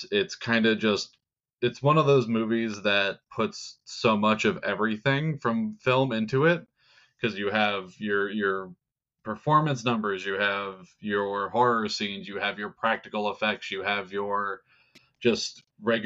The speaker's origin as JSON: {"language": "English", "region": "New Jersey", "country": "United States", "said": "I'm from New Jersey"}